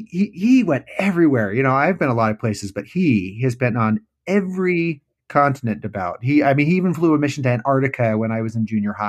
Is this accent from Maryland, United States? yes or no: no; Arizona, United States; born there; also born or lived in Okinawa, Japan / California / New Jersey / Illinois; And so I was born in Arizona, but only lived there for a few months before I moved to Japan at Okinawa. Then I lived all over the United States, both coasts, California, New Jersey, Illinois, Oklahoma. Finally ended up in Utah for school